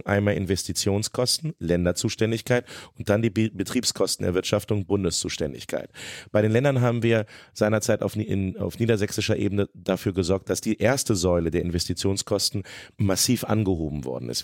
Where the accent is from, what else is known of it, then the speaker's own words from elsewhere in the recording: Hanover, Lower Saxony, Germany; now in Braunschweig, Germany; Ich bin in Hannover geboren und aufgewachsen